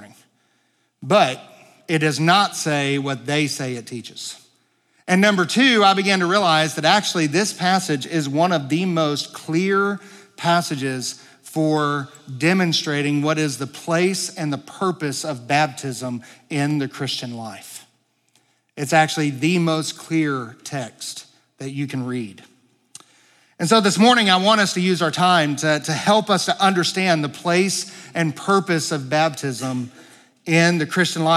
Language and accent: English; Pine Bluff, Arkansas, United States; also born or lived in White Hall, Arkansas; I grew up in Pine Bluff, Arkansas, although my kind of stomping grounds was the Whitehall area. That's where I graduated from school